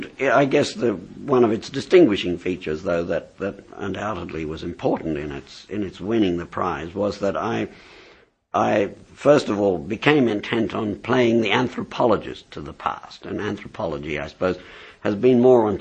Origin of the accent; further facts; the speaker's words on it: South Africa; also born or lived in England; now in Australia; I was born in South Africa. I had some of my education in England, and I've lived in Australia ever since 1963.